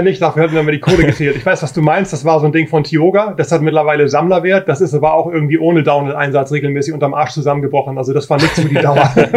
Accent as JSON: {"language": "German", "region": "Hamburg", "country": "Germany", "said": "ich bin aus Hamburg"}